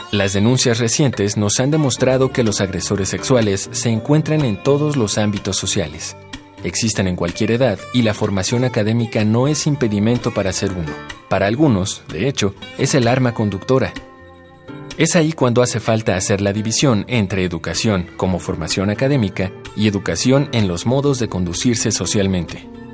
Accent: Mexico City, Mexico; soy de la Ciudad de México

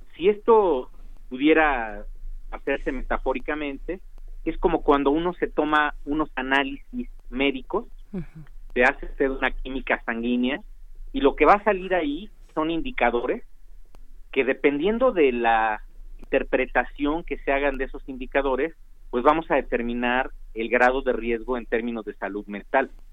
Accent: Mexico; nosotros como mexicanos

